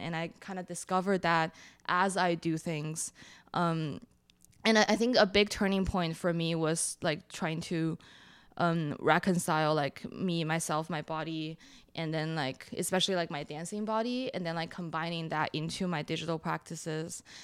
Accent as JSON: {"language": "English", "region": "Shanghai", "country": "China", "tie": "born or raised there", "moved": "yes", "lives_now": "Brooklyn, United States", "said": "I grew up in China"}